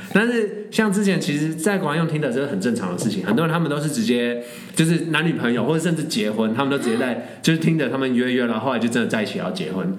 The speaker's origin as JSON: {"language": "Chinese", "country": "Taiwan", "moved": "yes", "said": "我是台湾人"}